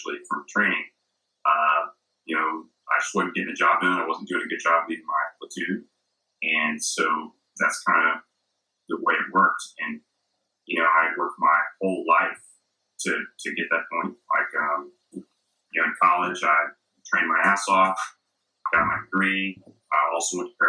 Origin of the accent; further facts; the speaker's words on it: Texas, United States; played football because I was from Texas